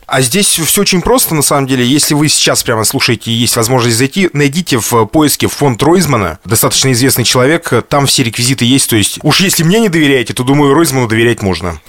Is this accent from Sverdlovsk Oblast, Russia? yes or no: yes; Lesnoy, Sverdlovsk Oblast, Russia; из моего родного города, из Лесного